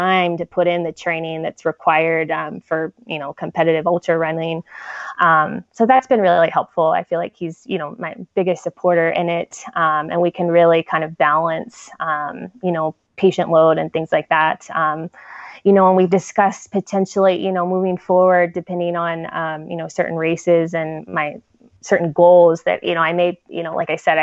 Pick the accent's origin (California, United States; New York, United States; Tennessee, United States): California, United States; San Diego; moved away as an adult; also born or lived in Chicago; I grew up in San Diego